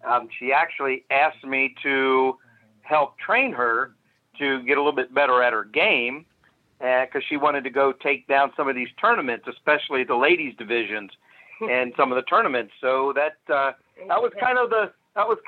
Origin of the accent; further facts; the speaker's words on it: Cincinnati, Ohio, United States; I'm actually from Cincinnati